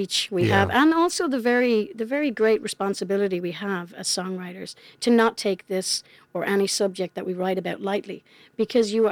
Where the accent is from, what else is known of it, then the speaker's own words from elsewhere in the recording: County Wexford, Leinster, Ireland; also born or lived in Charlottetown, Canada; now in Canada; I grew up in Ireland